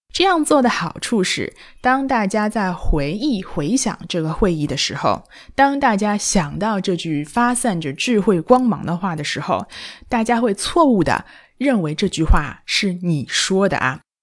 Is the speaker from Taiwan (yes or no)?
no; China; 我们中国人